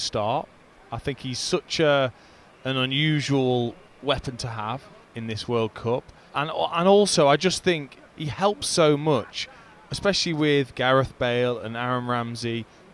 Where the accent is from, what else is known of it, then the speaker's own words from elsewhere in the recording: England, United Kingdom; being English